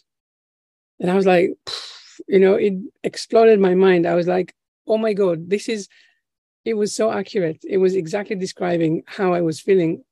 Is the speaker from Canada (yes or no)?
no; Israel; now in United Kingdom; where we come from Israel, where I'm originally from